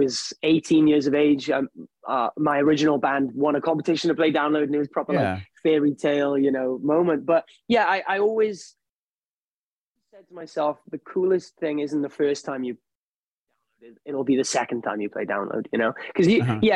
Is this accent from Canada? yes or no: no; United Kingdom; being British